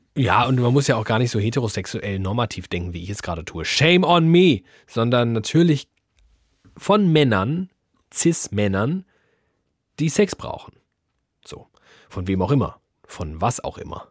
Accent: Germany; wir sind Deutschland

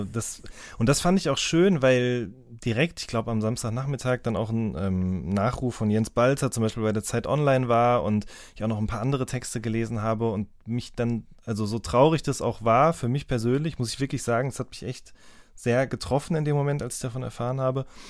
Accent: Ruhr area, North Rhine-Westphalia, Germany; now in Baden-Württemberg, Germany; ich komme ja ursprünglich aus dem Ruhrgebiet

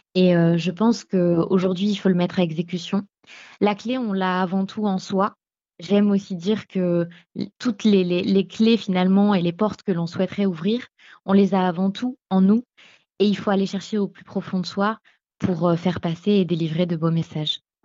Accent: Beauvais, Hauts-de-France, France; je suis originaire de Beauvais

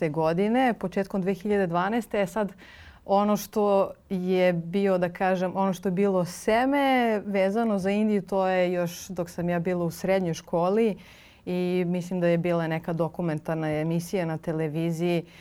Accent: Serbia; moved away as an adult; also born or lived in Cyprus; kada mi kao Srbi nismo imali dozvolu da putujemo po Evropi

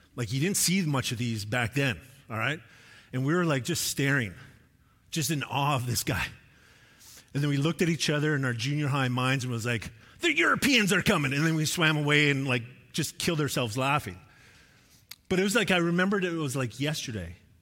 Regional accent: Sherwood Park, Alberta, Canada; moved away; when I grew up, uh, like, grade six to nine, I lived in Sherd Park, Alberta. It was just outside of Edmonton.

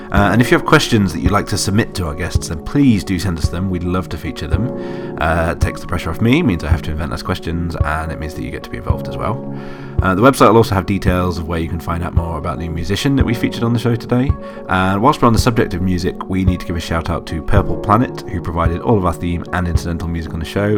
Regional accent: United Kingdom; I'm British

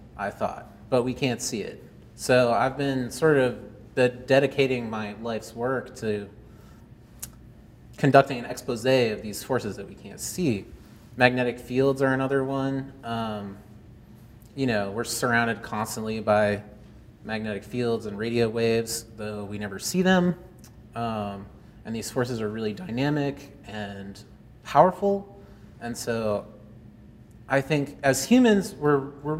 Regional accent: Belmont, United States; now in Cleveland, United States; I grew up in Belmont, and now I live in Cleveland, Ohio

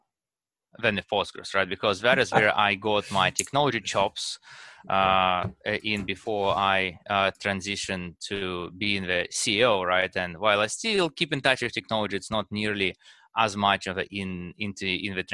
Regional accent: Russia; now in United States; I was born in Russia, and over time moved to United States

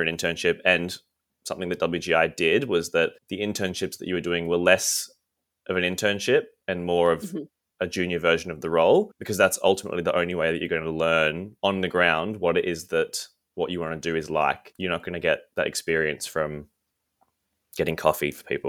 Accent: Canberra, Australian Capital Territory, Australia; moved away as an adult; also born or lived in Melbourne; I'm from Canberra originally. I moved to Melbourne to study fine art at uni

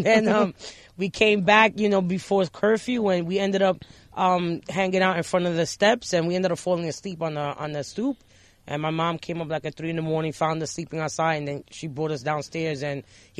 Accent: New York City, New York, United States; also born or lived in Long Island; I was able to come back to the Bronx. I was 16.

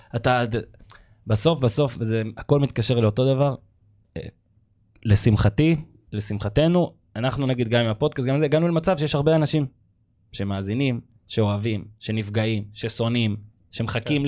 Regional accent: Northern District, Israel; אנחנו מהצפון

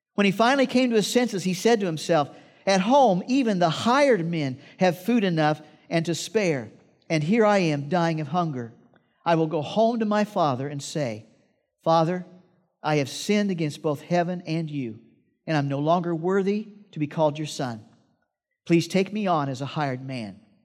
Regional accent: Iowa, United States; I grew up in Iowa, and I had this job

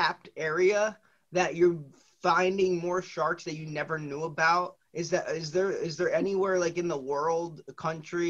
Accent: New Jersey, United States; I'm from New Jersey, so we're on the Northeast.

